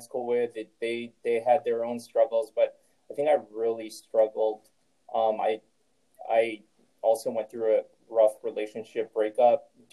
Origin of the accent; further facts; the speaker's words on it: Chicago, Illinois, United States; moved away as an adult; also born or lived in New York / Osaka, Japan / Madrid, Spain; now in Los Angeles, United States; I was born and raised in Chicago, Illinois.